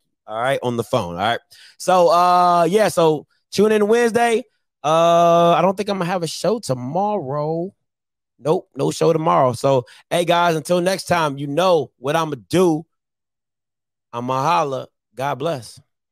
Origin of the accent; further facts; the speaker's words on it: Maryland, United States; I'm from Maryland